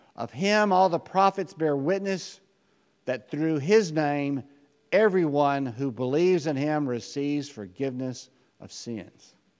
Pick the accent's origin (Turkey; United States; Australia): United States; As American Christians